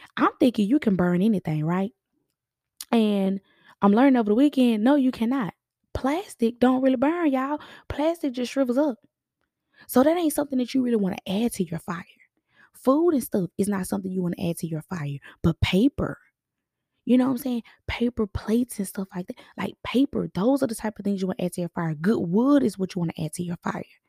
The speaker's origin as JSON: {"language": "English", "region": "Texas", "country": "United States", "said": "we're from Texas"}